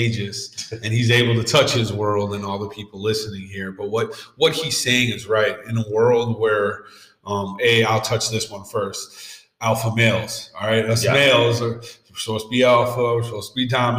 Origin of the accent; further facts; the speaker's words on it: Saint Paul, Minnesota, United States; I growing up in East St. Paul